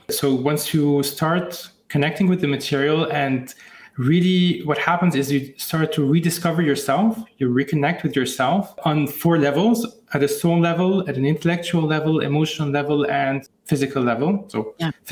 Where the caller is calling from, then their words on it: Lebanon; Indeed, from Lebanon, actually.